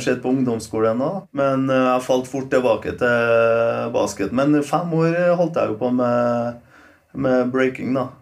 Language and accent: Norwegian; Trondheim, Trøndelag, Norway; Norwegian is a second language; also born or lived in Poland; jeg, har alltid den gamle imagen av Kolstad. Da. Det var ganske litt sånn slum. Det var det. Men vi likte det.